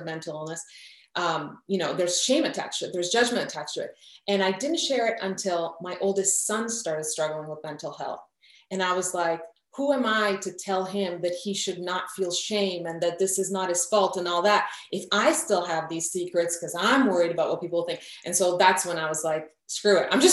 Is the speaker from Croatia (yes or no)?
yes; Croatia; moved away; I'm from Croatia. My whole family was in Croatia